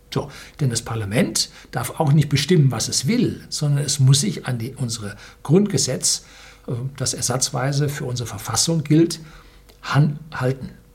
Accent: Germany; hier bei uns in Deutschland

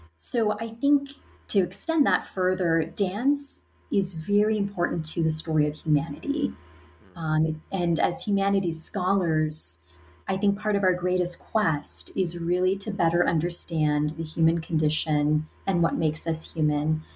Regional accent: United States; I'm an American, I'm, I'm talking to you from the United States

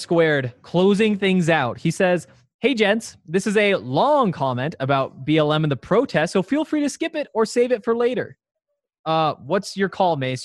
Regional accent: Montana, United States; growing up in Montana

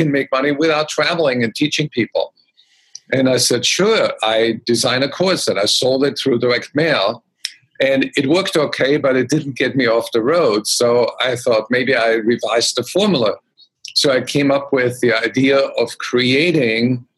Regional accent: Austria; I grew up in Austria

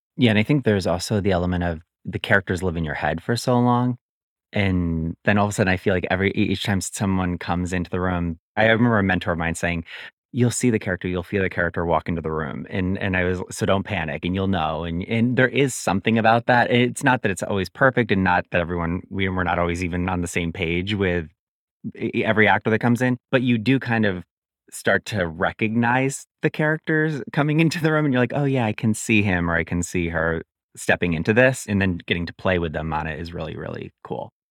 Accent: just outside of Albany, upstate New York, United States; also born or lived in Williamsburg, Brooklyn; now in New York City, United States; I'm originally from upstate New York, just outside of Albany, New York, and I've lived in Williamsburg, Brooklyn for the last fifteen

